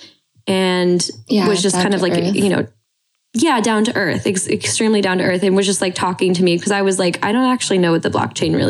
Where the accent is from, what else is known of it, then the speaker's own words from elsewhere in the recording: Montana, United States; growing up in Montana, I mean, my dad is like works with his hands.